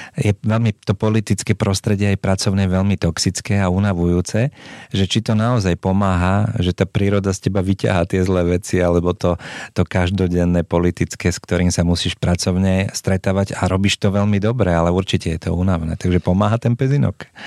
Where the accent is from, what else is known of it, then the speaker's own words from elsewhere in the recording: Bratislava, Bratislava Region, Slovakia; moved away; Ja som eh, Račan, keď tak môžem povedať, aj keď teraz v Rači teda už nebývam